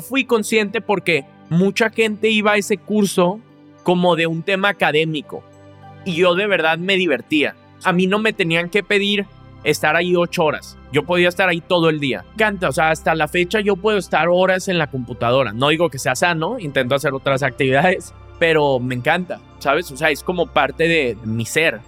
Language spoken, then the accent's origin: Spanish; Monterrey, Nuevo León, Mexico; yo crecí aquí en Monterrey